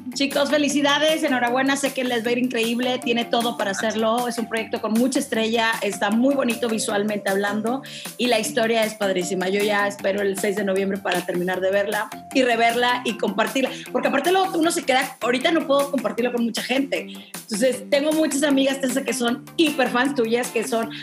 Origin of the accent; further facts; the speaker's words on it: Mexico City, Mexico; yo que soy de la Roma y vivo en la Roma, en Ciudad de México